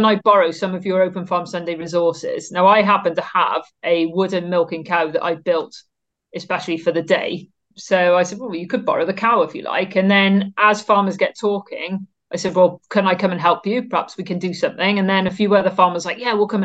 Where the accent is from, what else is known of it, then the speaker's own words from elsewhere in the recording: Cardiff, Wales, United Kingdom; I farm about 3 miles from the centre of Cardiff as the crow flies. I went to school right in the heart of Cardiff, so a very urban upbringing